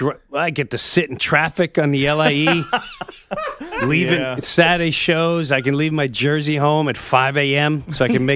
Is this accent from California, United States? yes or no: no; New York, United States